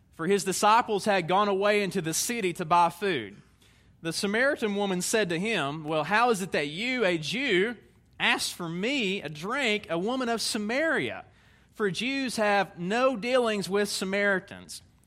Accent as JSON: {"language": "English", "region": "Tennessee", "country": "United States", "said": "I'm a Tennessee man. You can tell by my accent"}